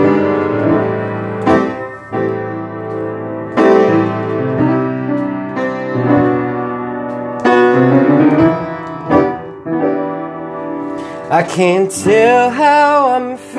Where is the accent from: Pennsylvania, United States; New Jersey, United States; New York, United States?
Pennsylvania, United States; Red Lion; moved away; also born or lived in Philadelphia; I'm from Red Lion